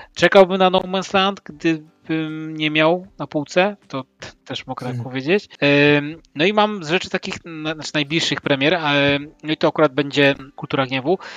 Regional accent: Łódź, Łódź Voivodeship, Poland; pochodzę z Łodzi, miasta w, w Łukniarzy i Włókniarek

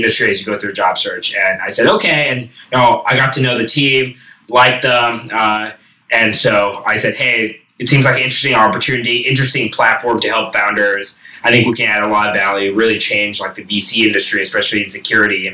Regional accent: Silicon Valley, California, United States; also born or lived in Boston; I grew up in Silicon Valley

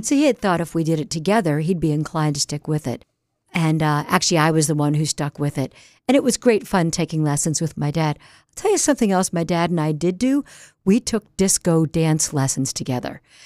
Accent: Newark, Delaware, United States; also born or lived in Wilmington, Delaware / Berkeley, California; Right in Wilmington, Delaware, and I grew up in Newark.

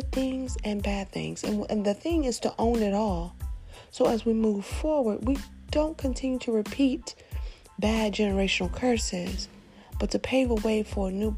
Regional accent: Nashville, Tennessee, United States; I grew up in the United States, born in the city of Nashville, located in the state of Tennessee

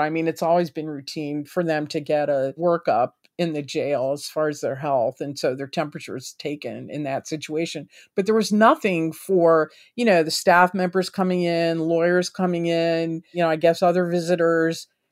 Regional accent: Maryland, United States; my home state of Maryland

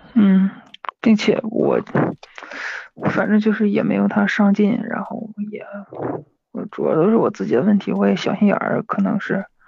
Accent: Hebei, China; 我是河北的

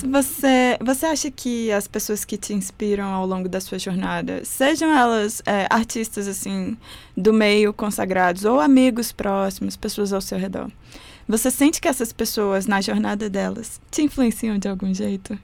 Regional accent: Riacho Fundo I, Federal District, Brazil; Eu sou do Riacho Fundo 1

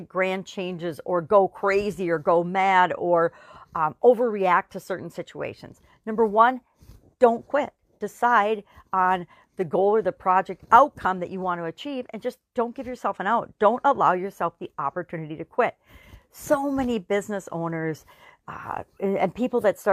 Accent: Wisconsin, United States; I'm from Wisconsin. We're big on cheese

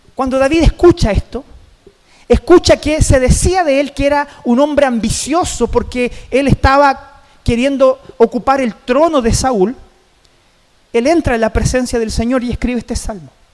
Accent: Chile; como chilenos en general, como sociedad, no terminamos el año

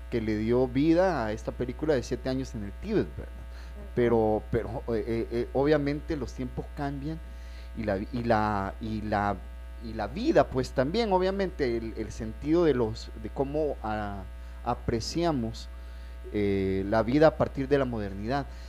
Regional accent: El Salvador

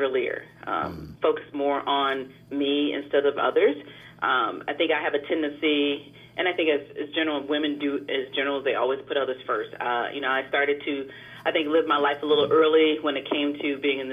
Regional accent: Davenport, Iowa, United States; moved away; I'm originally from Davenport, Iowa. I'm not originally from the DMC area.

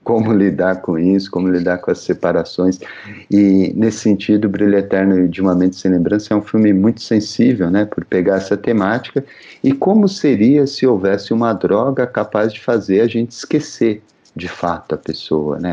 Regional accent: São Paulo, Brazil; eu sou da Zona Leste de São Paulo

